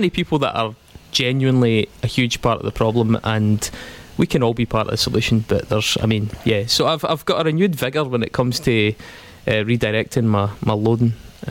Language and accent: English; Stirling, Scotland, United Kingdom; So I'm from Stirling